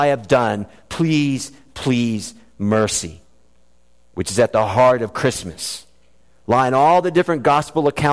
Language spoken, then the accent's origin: English; South Florida, United States; when I was a child growing up in South Florida